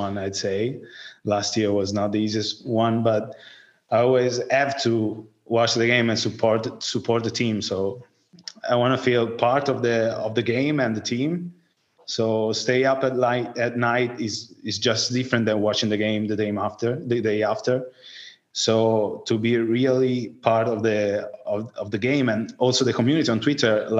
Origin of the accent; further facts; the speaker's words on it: Tuscany, Italy; English is a second language; moved away as an adult; also born or lived in Florence; now in Liguria, Italy; I'm 27, and I'm from Tuscany, but I live in Liguria, that is near Tuscany.